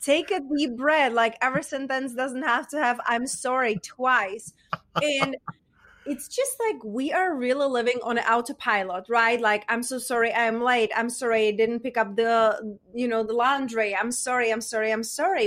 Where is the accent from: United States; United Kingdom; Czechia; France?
Czechia; accent: Czech; English is a second language; moved away; I was raised, you know, raised and born in Czech Republic, and hence that's where my accent is from